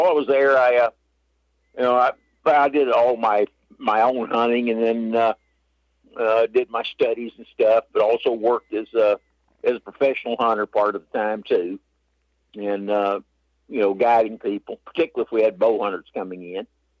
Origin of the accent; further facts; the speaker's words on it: Texas, United States; East Texas.